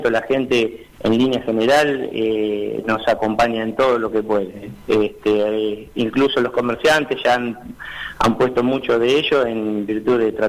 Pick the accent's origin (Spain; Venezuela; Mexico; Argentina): Argentina; que hoy por hoy como ciudadanía y como pueblo argentino somos nosotros eh, quienes eh, tomamos la iniciativa de salir de esta situación adelante